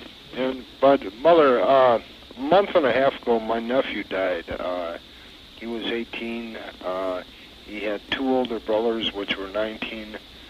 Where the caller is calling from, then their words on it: Beaver Dam, Wisconsin, United States; Beaver Dam, Wisconsin.